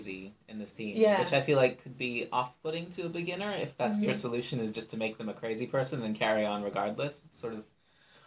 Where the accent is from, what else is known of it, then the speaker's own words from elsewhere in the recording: Canada; I'm Canadian